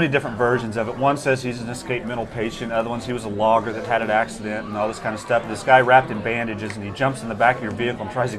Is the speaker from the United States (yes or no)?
yes; Indiana, United States; now in Oregon, United States; We've investigated in Indiana. That's where I'm from.